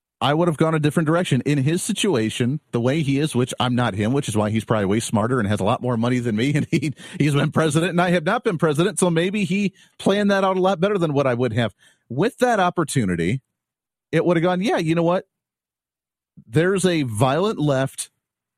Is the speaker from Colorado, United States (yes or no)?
no; Kansas, United States; Kansas, my home state